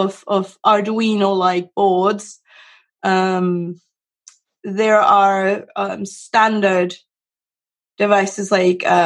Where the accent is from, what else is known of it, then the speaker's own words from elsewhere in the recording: Venezuela; also born or lived in South America; now in United States; I'm originally from Venezuela. I lived in various countries in South America